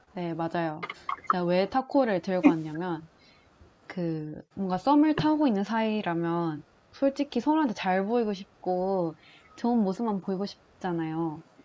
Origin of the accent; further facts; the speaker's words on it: Changwon, South Gyeongsang, South Korea; 창원에 있던 제 고향에 있던 곳이라